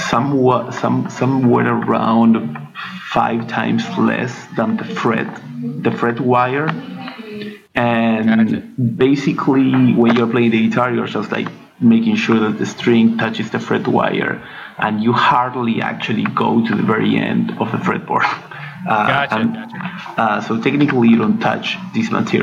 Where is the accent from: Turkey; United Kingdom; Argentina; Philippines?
Argentina; moved away as an adult; also born or lived in France; I'm from Argentina.